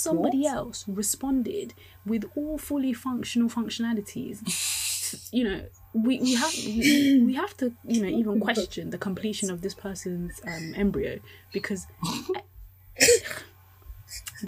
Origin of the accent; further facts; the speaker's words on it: Nigeria; I'm Nigerian, lots of great Nigerian friends